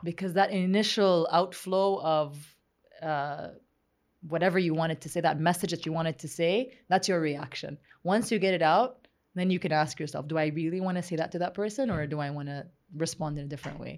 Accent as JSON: {"language": "English", "country": "Saudi Arabia", "tie": "born or raised there", "moved": "as an adult", "said": "growing up in Saudi Arabia"}